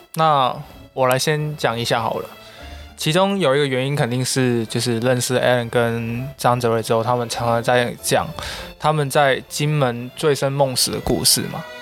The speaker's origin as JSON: {"language": "Chinese", "town": "Xiamen", "region": "Fujian", "country": "China", "tie": "born or raised there", "also_born_or_lived": "Macau", "moved": "yes", "said": "其实我本身除了是一个澳门人以外，还是一个厦门，嗯。因为我从小兼职在厦门生活过"}